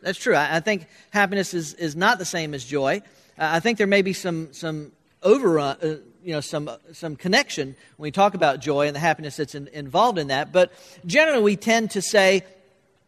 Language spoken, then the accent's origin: English; Florida, United States; moved away; growing up in Florida, where we had no snow